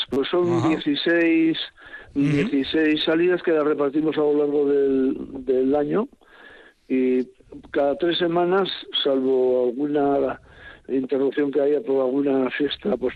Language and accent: Spanish; Oreitia, Basque Country, Spain; yo soy de Oretia, yo soy de nacido en Oretia.